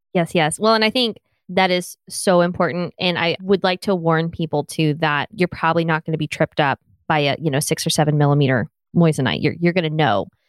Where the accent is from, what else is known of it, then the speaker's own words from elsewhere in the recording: the South, United States; accent: Southern; I'm Southern